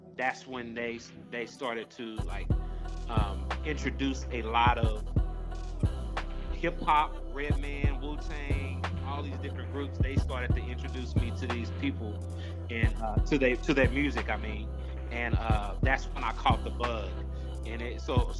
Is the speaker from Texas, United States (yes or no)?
yes; Waco, Texas, United States; I grew up in Texas. I grew up in Waco, Texas